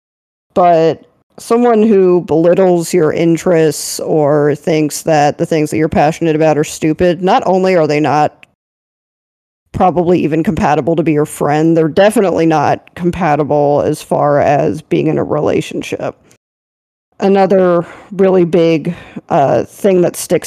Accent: Maryland, United States; growing up in Maryland

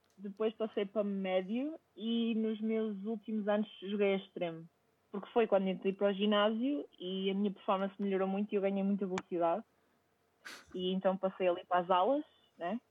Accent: Vila Nova de Gaia, Norte, Portugal; moved away; sou natural de Gaia

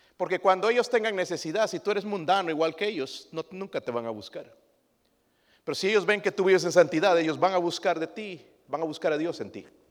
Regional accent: Mexico; Nosotros como mexicanos

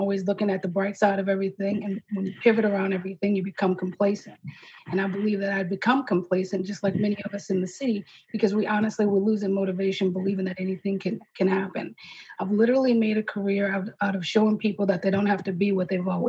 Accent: New Orleans, Louisiana, United States; I was born and raised here in New Orleans. I went to Abramson in New Orleans East

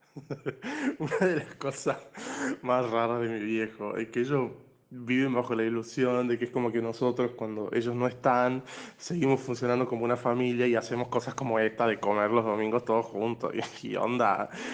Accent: Santiago del Estero, Argentina; also born or lived in Marcos Juárez; now in Córdoba, Argentina; nací en Marco Juárez acá, pero bueno, en fin, o sea, crecí en Santiago

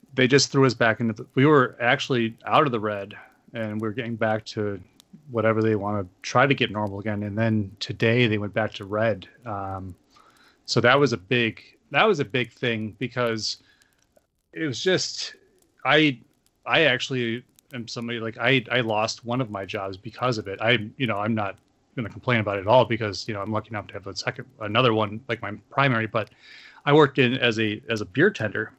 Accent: Olean, New York, United States; moved away; where I grew up in Olean, that area is, is the foothills of the Appalachian Mountains

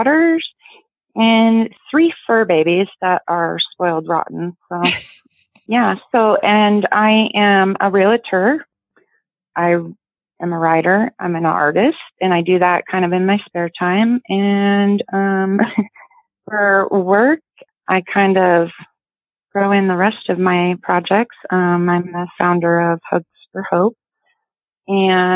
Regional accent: Yakima, Washington, United States; I'm from Yakima, Washington, born and raised

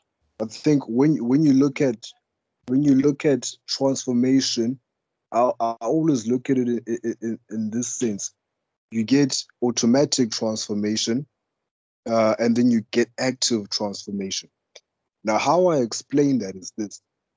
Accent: Eastern Cape, South Africa; I'm from the Eastern Cape

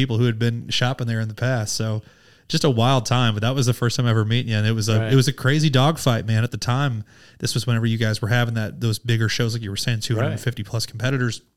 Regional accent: St. Louis, Missouri, United States; also born or lived in Springfield, Missouri; When I got to college in Springfield, Missouri, I was from St. Louis area.

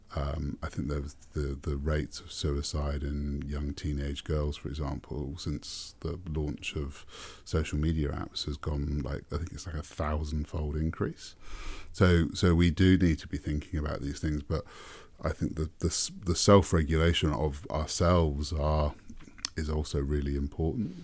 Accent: Welsh, Wales, United Kingdom; moved away as an adult; now in New Zealand; I'm English or, well, Welsh, technically, um, but I'm British

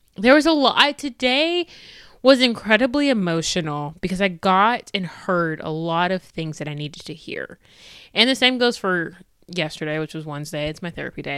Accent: United States; I'm black, I'm American, I'm Christian

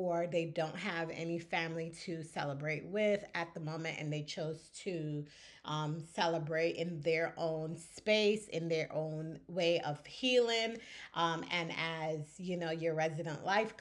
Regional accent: Barbados; when I grew up in Barbados, I grew up on the British side of things

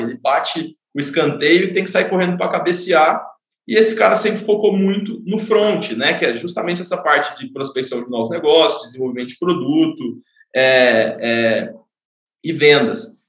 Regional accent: Goiânia, Goiás, Brazil; moved away as an adult; now in São Paulo, Brazil; Eu sou natural de Goiânia, mas moro em São Paulo já tem oito anos

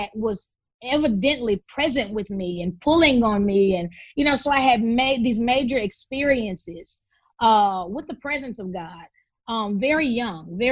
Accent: Memphis, Tennessee, United States; we grew up in Memphis

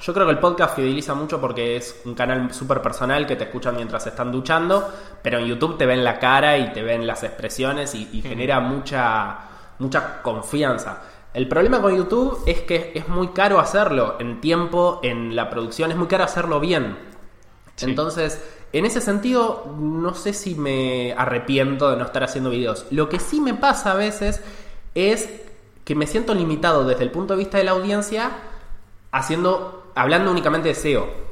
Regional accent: Argentina; accent: Argentine; soy un CEO argentino, como lo delata mi acento.

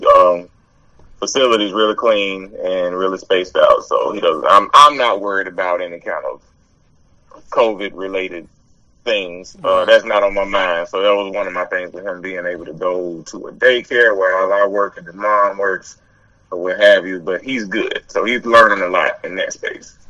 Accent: Lipscomb, Alabama, United States; I'm from Lipscomb

